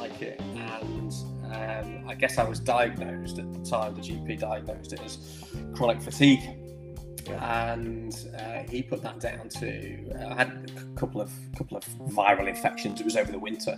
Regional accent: Chester, North West England, United Kingdom; moved away as an adult; now in Nottingham, United Kingdom; I live in Nottingham, born and bred in Chester. I moved over here in my mid-20s for business

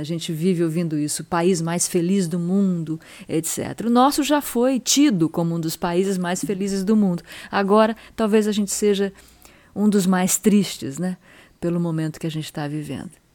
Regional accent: São Sebastião, São Paulo, Brazil; as histórias dos caiçaras aqui da minha terra

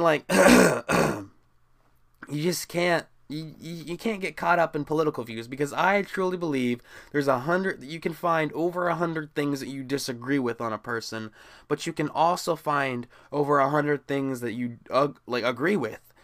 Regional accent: Midwest, United States; me growing up in the Midwest

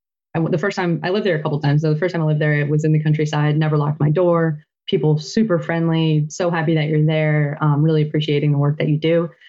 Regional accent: Manasquan, New Jersey, United States; moved away as an adult; also born or lived in Nicaragua; I'm from Manasquan, and we've traveled around quite a bit, but now we've finally landed and settled down back in the area

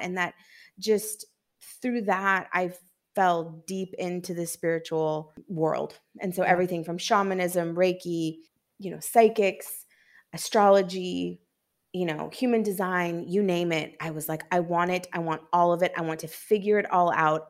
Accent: Seattle, Washington, United States; also born or lived in New York; now in Santo Domingo, Dominican Republic; from Seattle, Washington, and I'm currently in Santo Domingo in the Dominican Republic

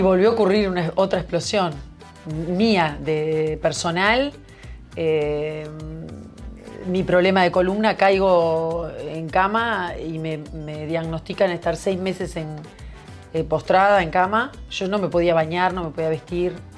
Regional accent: Uruguay; como era uruguaya

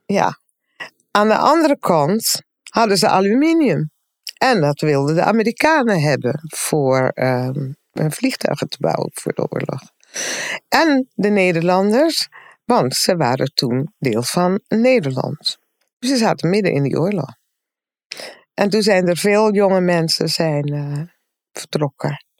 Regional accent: Aruba; now in Netherlands; En we zijn dus opgegroeid op Aruba

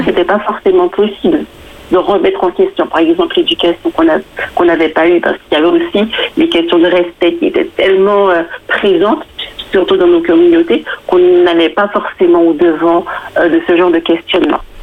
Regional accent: Guadeloupe; moved away as an adult; now in Île-de-France, France; Je viens de la Guadeloupe et je suis en France depuis, euh, depuis plus de 10 ans maintenant.

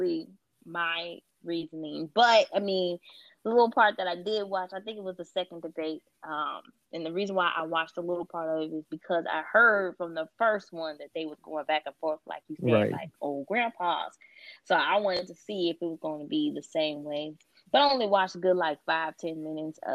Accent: Illinois, United States; we're from Illinois

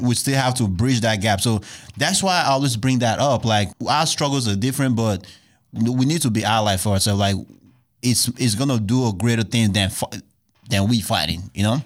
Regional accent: Nigeria; now in United States; I'm originally from Nigeria

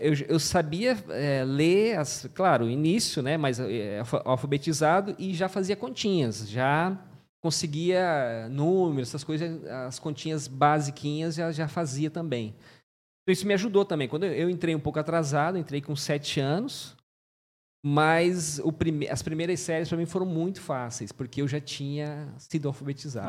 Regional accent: Antônio João, Mato Grosso do Sul, Brazil; nasci em Antônio João

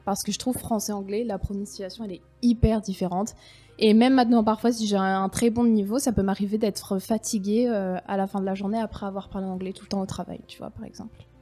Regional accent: France; moved away as an adult; now in Helsinki, Finland; nous, en France

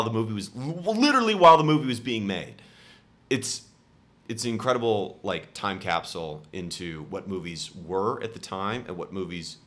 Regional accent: near Sacramento, NorCal, California, United States; moved away as an adult; now in Washington, D.C., United States; I didn't grow up in Sacramento, but I grew up close enough.

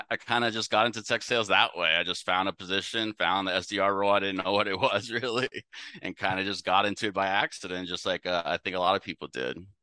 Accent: San Francisco, California, United States; moved away as an adult; also born or lived in Louisiana / Texas; now in Dallas, United States; I'm up from the San Francisco Bay Area

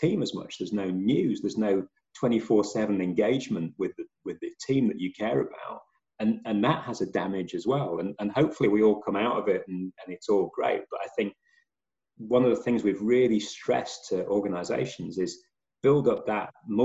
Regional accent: England, United Kingdom; As an Englishman

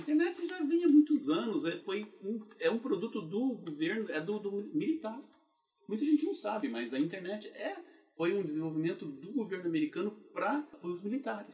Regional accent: Goiânia, Goiás, Brazil; moved away as an adult; also born or lived in Brasília, Brazil; now in United States; eu sou natural de Goiânia, Goiás

